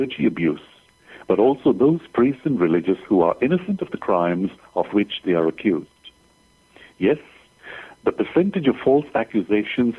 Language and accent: English; Mumbai, Maharashtra, India; moved away as an adult; now in Adelaide, Australia; I am originally from Bombay, India. That is where I grew up